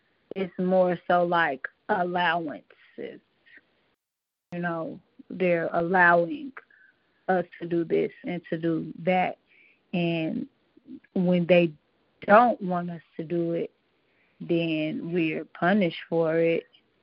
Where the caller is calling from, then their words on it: Las Vegas, Nevada, United States; I'm calling from Las Vegas, Nevada.